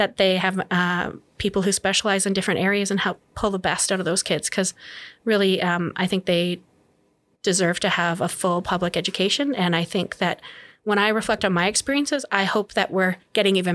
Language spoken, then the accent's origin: English; near Lesser Slave Lake, northern Alberta, Canada; now in Edmonton, Canada; I grew up in mostly in Canuso, up in northern Alberta, not far from the shores